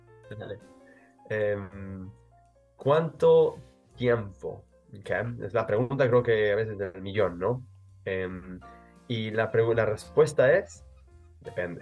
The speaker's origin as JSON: {"language": "Spanish", "country": "Mexico", "said": "como diríamos en México, yo soy mexicano"}